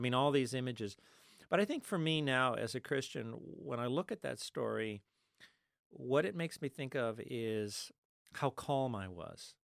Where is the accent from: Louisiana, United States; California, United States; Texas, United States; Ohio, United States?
California, United States; Los Angeles; moved away; also born or lived in Ithaca, New York; I was born in East L A in the middle of the Mexican barrio